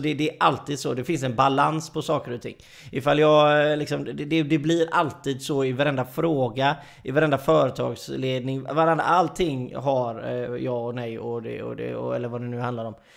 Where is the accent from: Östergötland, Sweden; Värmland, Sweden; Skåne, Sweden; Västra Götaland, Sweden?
Västra Götaland, Sweden; Gothenburg; jag är ju göteborgare